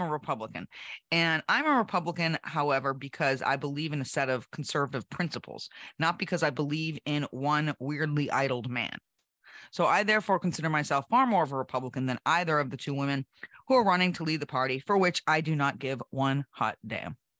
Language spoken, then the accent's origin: English; New Hampshire, United States; my home state of New Hampshire